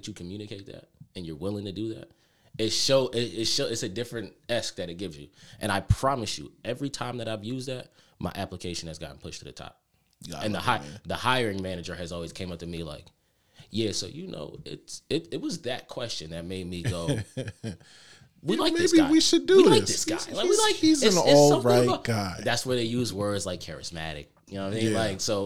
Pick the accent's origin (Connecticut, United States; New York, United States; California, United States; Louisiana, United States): Connecticut, United States; I'm from Connecticut